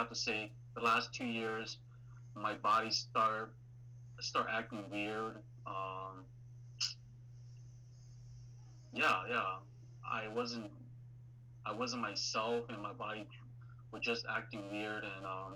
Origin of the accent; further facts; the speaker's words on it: Minnesota, United States; as a Minnesotan